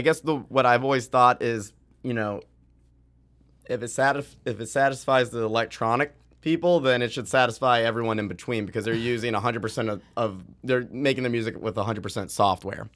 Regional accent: Boston, Massachusetts, United States; growing up in Boston, there's a, there's a music production school called Maven there

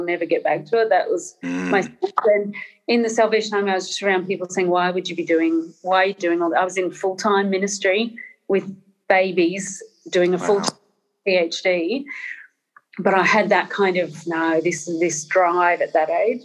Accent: Northern Ireland, United Kingdom; born in Northern Ireland in a Catholic family, so there were certain political leanings and assumptions, especially around class and things like colonialism, that I was raised on.

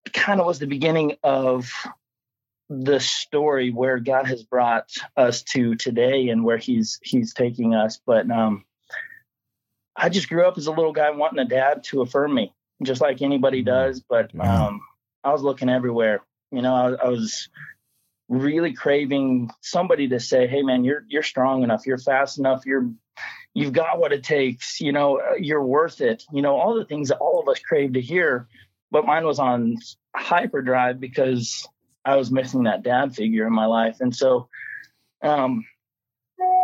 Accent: Colorado, United States; when I was almost 5 years old, growing up in Colorado.

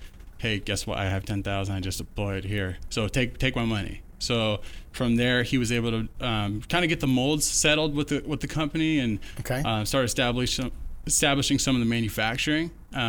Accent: Oregon, United States; moved away; I was born and raised in Oregon.

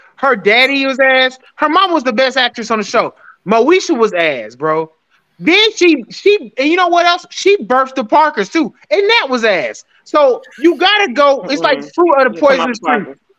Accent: Atlanta, Georgia, United States; I'm from Atlanta

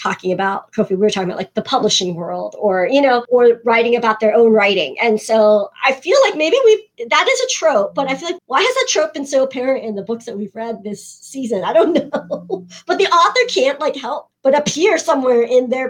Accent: United States; also born or lived in South Korea; I too have lived abroad in my home country and realized while I was living there how very American I actually am

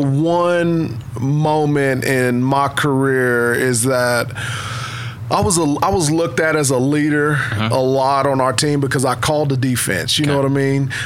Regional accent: Vian, Oklahoma, United States; also born or lived in Fort Smith, Arkansas; was born actually in Fort Smith, Arkansas, but um, grew up in Vian, Oklahoma.

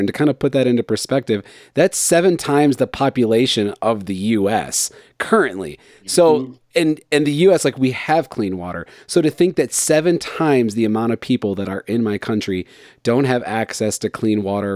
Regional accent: United States; also born or lived in Colorado; me as an American

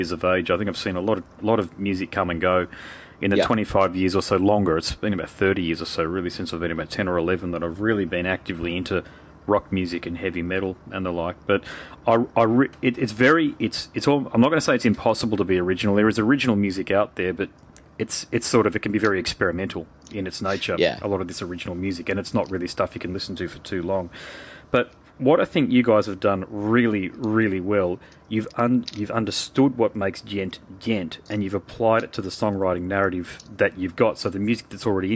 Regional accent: Brisbane, Queensland, Australia; I'm from Brisbane

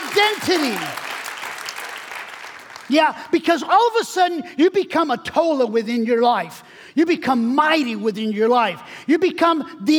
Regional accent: California, United States; I'm from California

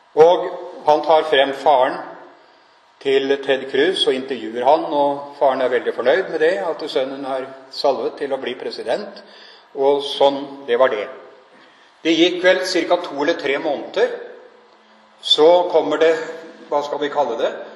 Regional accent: Norway; Jeg er nordmann, jeg bor her

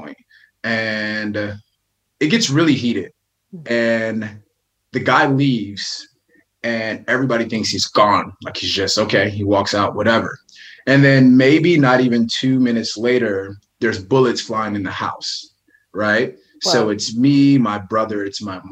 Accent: Benton Harbor, Michigan, United States; I'm born and raised in Benton Harbor, Michigan

